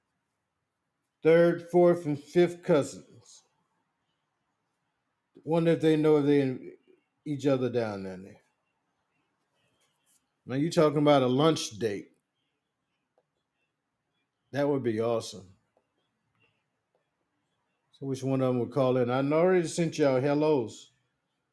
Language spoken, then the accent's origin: English; South Carolina, United States; now in Virginia Beach, United States; I was born and raised there, and I retired in Virginia, Virginia Beach.